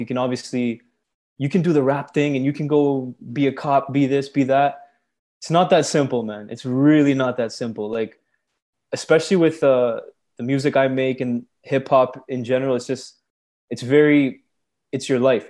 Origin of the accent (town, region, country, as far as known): Brampton, Ontario, Canada; born or raised there; also born or lived in Scarborough, Ontario